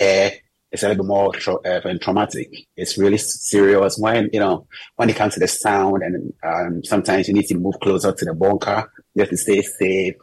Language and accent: English; Ghana; now in Israel; As a Ghanaian living in Israel